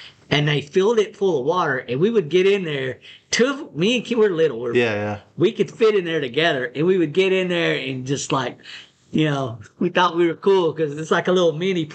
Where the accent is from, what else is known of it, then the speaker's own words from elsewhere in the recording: West Texas, United States; growing up in West Texas